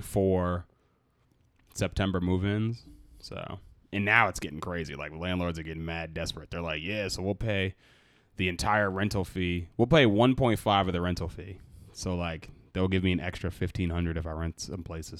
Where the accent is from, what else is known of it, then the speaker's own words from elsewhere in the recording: Boston, Massachusetts, United States; I'm from Boston